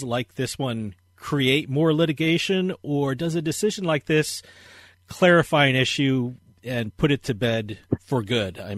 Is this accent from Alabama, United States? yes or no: no; New Jersey, United States; I'm from New Jersey, and I was in the state when, you know, internet gambling first started